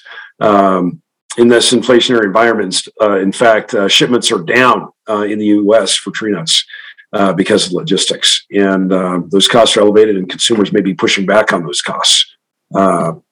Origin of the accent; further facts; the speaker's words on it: Western Kansas, United States; I grew up in Western Kansas, where you fallow every other year in a wheat fallow rotation